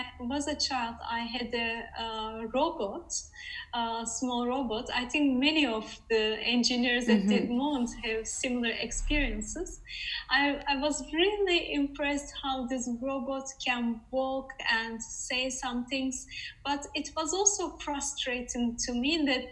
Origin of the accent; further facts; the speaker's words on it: Netherlands; moved away as an adult; now in Sweden; Currently I'm in Sweden, but I'm from the Netherlands.